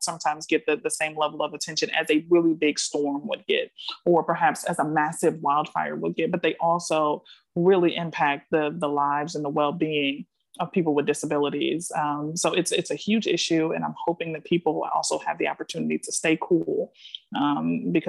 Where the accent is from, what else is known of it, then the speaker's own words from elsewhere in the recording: Milwaukee, Wisconsin, United States; now in Washington, D.C., United States; where I'm from, my hometown of Milwaukee, Wisconsin